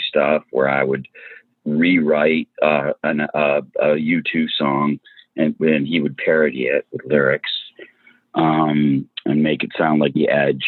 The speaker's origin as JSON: {"language": "English", "town": "Birmingham", "region": "Michigan", "country": "United States", "tie": "born or raised there", "also_born_or_lived": "Royal Oak, Michigan / Albion, Michigan / New York City", "moved": "as an adult", "said": "I grew up in their suburb called Birmingham in the 70s"}